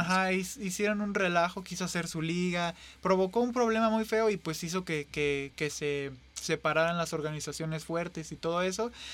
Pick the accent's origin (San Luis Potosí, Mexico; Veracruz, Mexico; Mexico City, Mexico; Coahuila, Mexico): San Luis Potosí, Mexico; somos tres potosinos